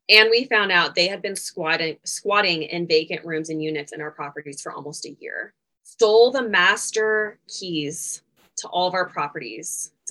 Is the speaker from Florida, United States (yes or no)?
no; Louisville, Kentucky, United States; I'm from Louisville, Kentucky, though, which normally people from Louisville don't have an accent. It's more Eastern Kentucky